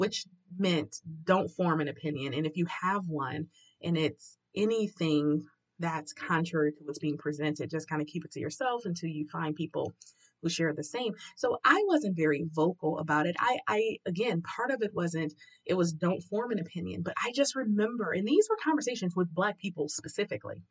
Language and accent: English; Detroit, Michigan, United States; I grew up, was born and raised in Detroit, Central Detroit, literally around the corner from Central High School